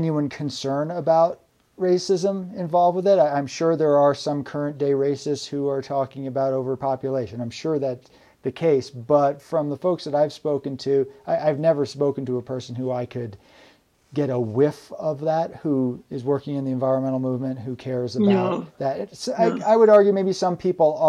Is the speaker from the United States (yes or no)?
yes; New York, United States; now in Vermont, United States; I'm from New York State originally